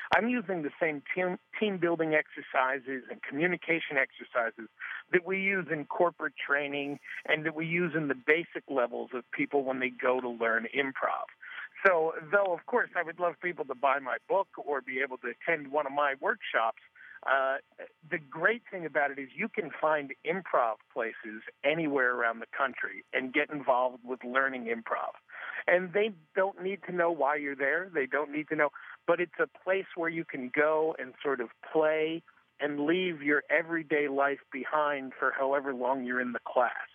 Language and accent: English; New York area, United States; moved away; the New York area, which is where I was born and raised